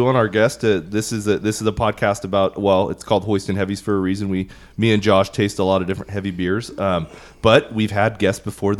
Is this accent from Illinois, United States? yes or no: no; Oakdale, California, United States; I was born and raised in Oakdale, California